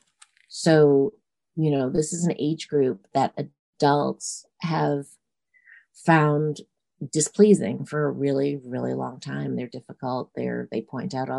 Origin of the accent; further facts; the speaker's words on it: New York City, New York, United States; I grew up in New York City